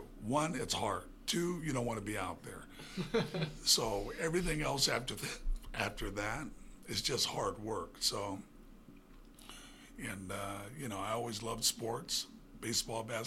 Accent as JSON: {"language": "English", "town": "Elk Grove", "region": "California", "country": "United States", "tie": "born or raised there", "said": "I grew up in Elk Grove, California."}